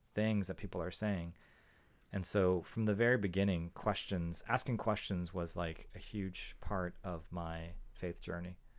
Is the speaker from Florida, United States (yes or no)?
no; San Jose, California, United States; also born or lived in Boston / Atlanta; we grew up in San Jose. My, my parents moved to San Jose